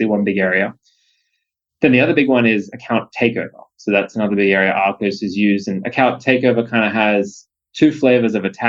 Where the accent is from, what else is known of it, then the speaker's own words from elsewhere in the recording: Australia; moved away as an adult; now in United States; as an Aussie